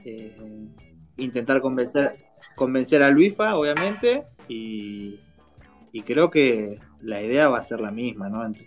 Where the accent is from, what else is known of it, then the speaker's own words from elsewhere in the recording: Argentina; somos más argentinos que españoles